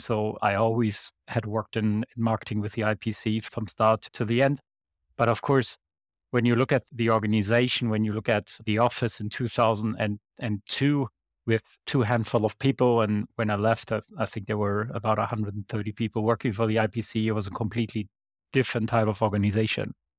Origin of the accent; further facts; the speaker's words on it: Bonn, North Rhine-Westphalia, Germany; Bonn is my hometown, it's where I went to school